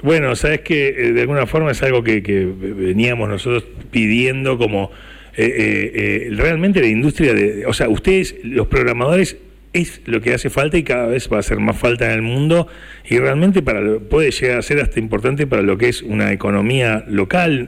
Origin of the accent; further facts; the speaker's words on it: Buenos Aires, Argentina; moved away as an adult; now in Necochea, Argentina; yo soy de Buenos Aires